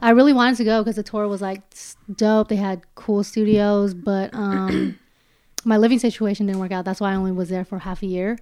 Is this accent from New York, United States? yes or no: no; Daly City, California, United States; also born or lived in San Francisco / Los Angeles; I was born in San Francisco, grew up my entire life in Daly City